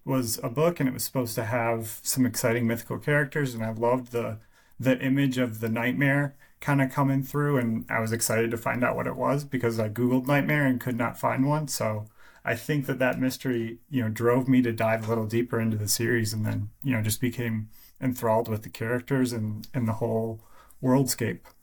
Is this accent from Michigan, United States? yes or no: yes; Michigan, United States; I am from Michigan